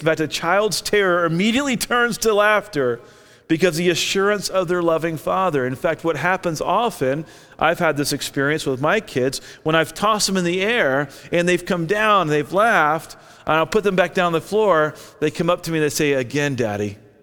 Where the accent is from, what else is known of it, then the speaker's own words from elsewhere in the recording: Orlando, Florida, United States; now in Albuquerque, United States; I grew up in Orlando.